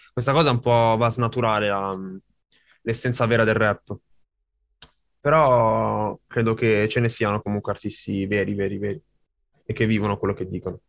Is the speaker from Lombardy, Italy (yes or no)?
yes; Sesto San Giovanni, Lombardy, Italy; Non sono di Cinisello, sono di Sesto